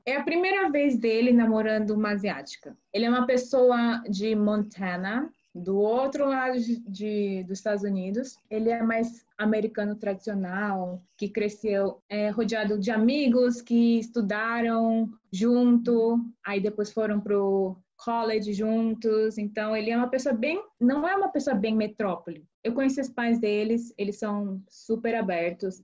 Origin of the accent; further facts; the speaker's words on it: Brazil; now in United States; quando eu cresci no Brasil, a minha comunidade coreana foi por causa da igreja, mas escola eu estudava com brasileiros